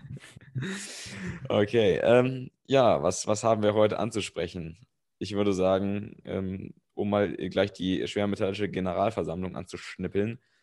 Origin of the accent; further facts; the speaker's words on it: Germany; als Deutscher